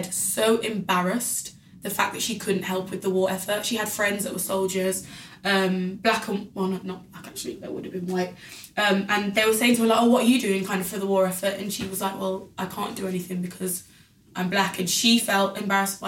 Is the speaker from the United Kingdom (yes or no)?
yes; United Kingdom; my country because I'm the British citizen here.